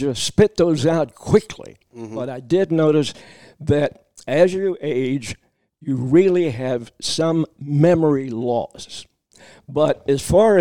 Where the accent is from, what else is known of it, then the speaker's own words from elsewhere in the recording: Danville, Kentucky, United States; also born or lived in Harrodsburg, Kentucky / Louisville, Kentucky; I was born in Harrodsburg, Kentucky. That's in central Kentucky. We moved later to Danville, so I consider that my hometown.